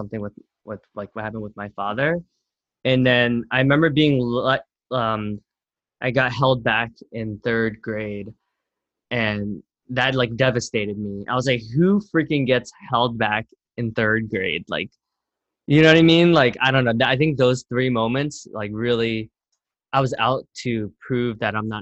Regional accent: Camden, New Jersey, United States; now in New York City, United States; I was born in Camden, New Jersey, which is like at one point like rated the most dangerous city in America

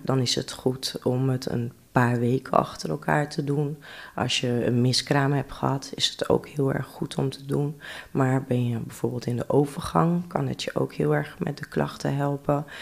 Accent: Drenthe, Netherlands; also born or lived in Amsterdam / Rotterdam; Ik ben vroeger in Amsterdam geboren. Ja. Maar ik ben al van een hele jonge leeftijd naar Drenthe toe verhuisd.

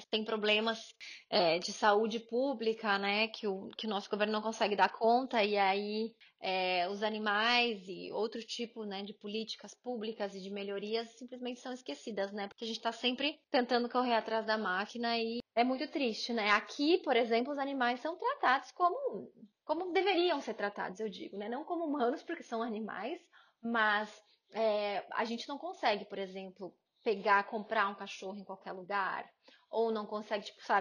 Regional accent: Paraná, Brazil; now in United Kingdom; Eu também vim do Paraná

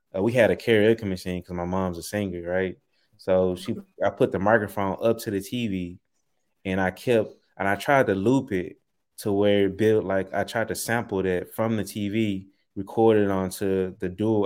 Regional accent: Memphis, Tennessee, United States; also born or lived in Southaven, Mississippi; I grew up in uh, Southeast Memphis, uh, right off of Shelby Drive, Tullahoma Road

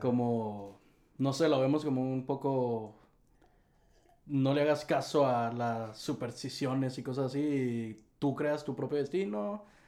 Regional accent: Tijuana, Baja California, Mexico; somos de Tijuana, Baja California, de lo más al norte del país.

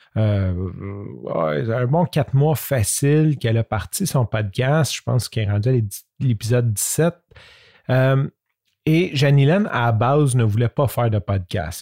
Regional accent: Canada; accent: French Canadian; first language French; mon accent French Canadian accent

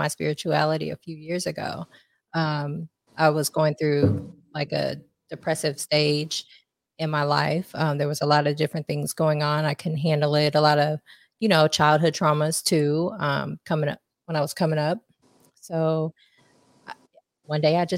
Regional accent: Austin, Texas, United States; also born or lived in Philippines / New Orleans, Louisiana; now in Katy, United States; And into Austin.

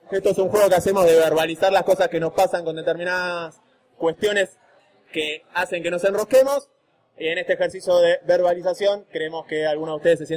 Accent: González Catán, Buenos Aires Province, Argentina; born there; Yo nací en González Catán.

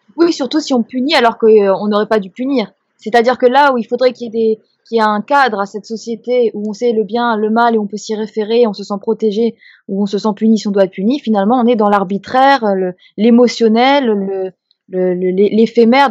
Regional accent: Strasbourg, Grand Est, France; Moi, j'ai grandi à Strasbourg

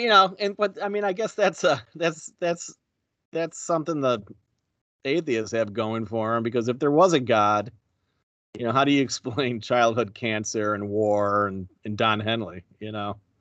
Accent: Buffalo, New York, United States; you and I grew up in Buffalo

